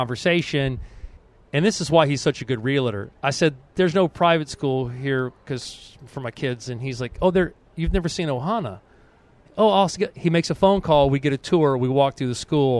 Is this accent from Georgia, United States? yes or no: yes; Atlanta, Georgia, United States; growing up and staying in Atlanta, I'm the only black Crow who stayed in Atlanta.